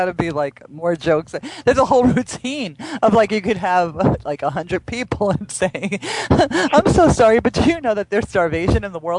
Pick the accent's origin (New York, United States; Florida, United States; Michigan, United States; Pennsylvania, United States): New York, United States; I'm originally from New York, but I happen to have been there on a gig.